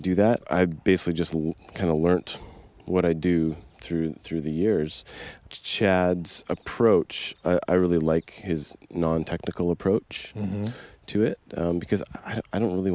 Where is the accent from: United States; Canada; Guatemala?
Canada; Coquitlam, British Columbia; I'm from Coquitlam, BC, Canada, just outside Vancouver